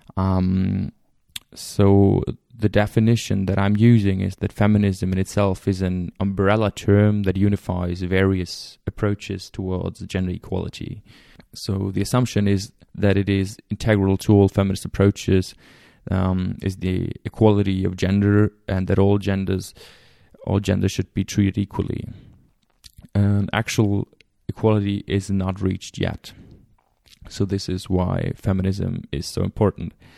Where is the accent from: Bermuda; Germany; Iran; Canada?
Germany; I'm from Germany